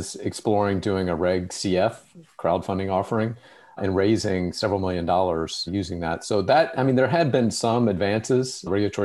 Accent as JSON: {"language": "English", "town": "Memphis", "region": "Tennessee", "country": "United States", "tie": "born or raised there", "said": "where I grew up in Memphis, Tennessee"}